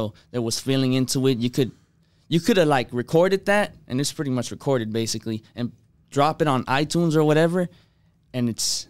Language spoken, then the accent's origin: English; Los Angeles, California, United States; I'm from Los Angeles. I don't have a specific area. I grew up like moving from city to city, like I don't know, I went to like 12, 13 schools growing up. So it's